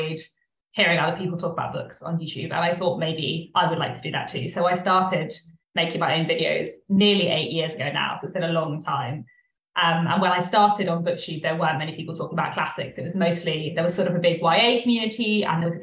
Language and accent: English; London, United Kingdom; I'm from London.